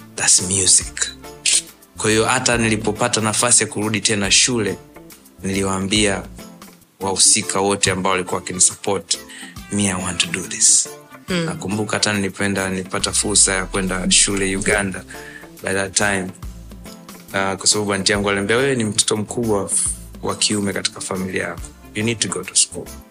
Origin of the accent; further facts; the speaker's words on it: Dar es Salaam, Tanzania; mi nimezaliwa Sinza